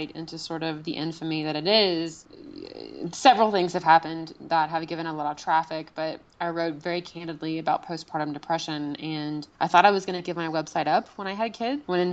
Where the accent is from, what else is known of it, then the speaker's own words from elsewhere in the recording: the South, United States; I grew up in the South with a very conservative family